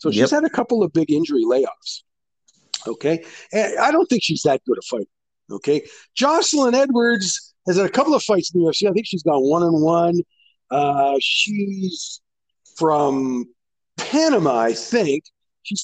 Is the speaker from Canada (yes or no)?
yes; Canada; Of course, I'm Canadian.